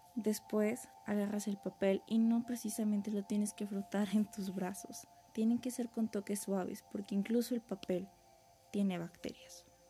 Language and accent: Spanish; Mexico; como mexicanos